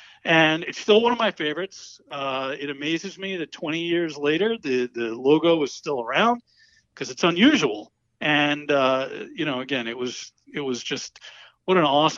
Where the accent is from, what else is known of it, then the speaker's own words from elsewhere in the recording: Yonkers, New York, United States; also born or lived in Manhattan, New York; now in Upstate New York, United States; So I was born in Manhattan, and I grew up in Yonkers, just north of the city.